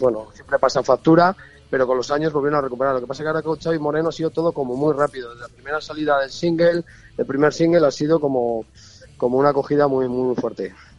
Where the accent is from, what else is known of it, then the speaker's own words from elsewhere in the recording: Covaleda, Castile and León, Spain; moved away as an adult; now in Madrid, Spain; yo soy de un pueblo de allí, soy de Covaleda